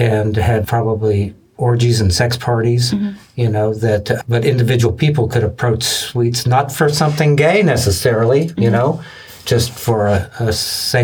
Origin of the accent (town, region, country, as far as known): Lexington, Kentucky, United States; born or raised there